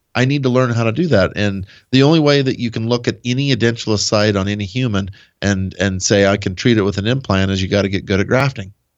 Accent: Nebraska, United States; born or raised there

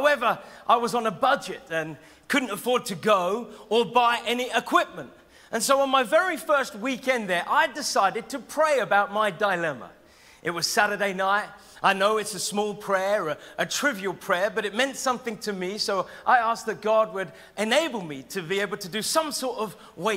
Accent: Norwich, East of England, United Kingdom; I'm from Norwich

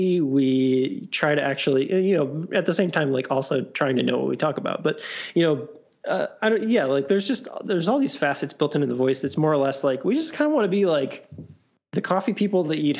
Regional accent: Louisville, Kentucky, United States; we're from Louisville. Like we can't quite be sure if we're Midwest or South or what.

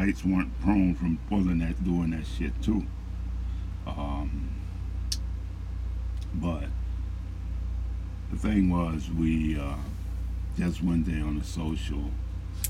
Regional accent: New Orleans, Louisiana, United States; I'm from Louisiana, New Orleans

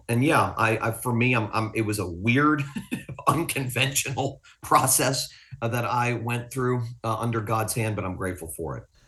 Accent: Fort Lauderdale, Florida, United States; also born or lived in Willis, Texas; I'm not from Texas. I'm from South Florida. Fort Lauderdale's my home

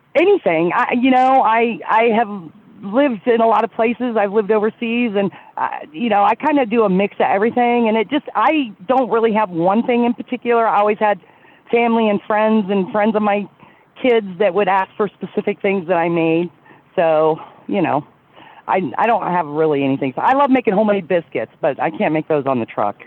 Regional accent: Columbus, Ohio, United States; now in Colorado Springs, United States; I grew up uh, just outside of Columbus, Ohio

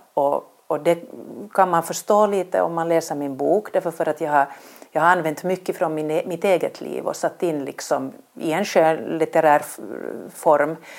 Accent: Vaasa, Ostrobothnia, Finland; moved away as an adult; also born or lived in Helsinki; började på Vasabladet eh, där jag växte upp

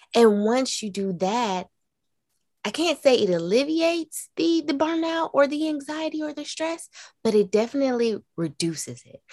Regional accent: the South, United States; growing up in the South, in a Black family

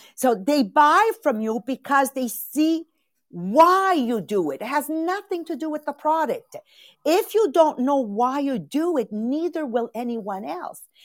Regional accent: Italy; moved away; Italian born

